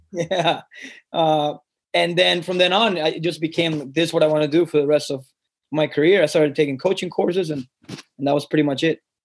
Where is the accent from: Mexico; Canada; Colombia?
Colombia; I grew up in Colombia